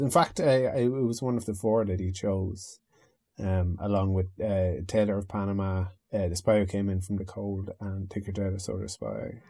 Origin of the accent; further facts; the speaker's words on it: the Northwest of Ireland, Ireland; also born or lived in United Kingdom; I'm from the Northwest, is like, is that, and it, they, they say it's like Southern Ireland